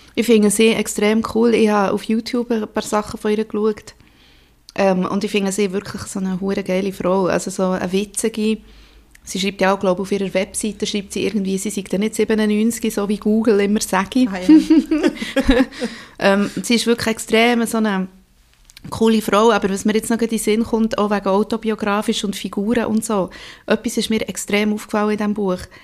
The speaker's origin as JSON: {"language": "German", "area": "Emmental", "region": "Bern", "country": "Switzerland", "tie": "born or raised there", "said": "Ich bin auch im Emmental aufgewachsen"}